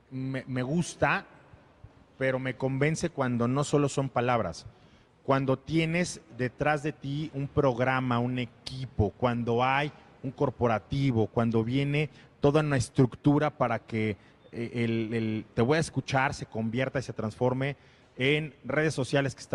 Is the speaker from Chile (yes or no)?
no; Mexico; la verdad es que yo soy muy mexicano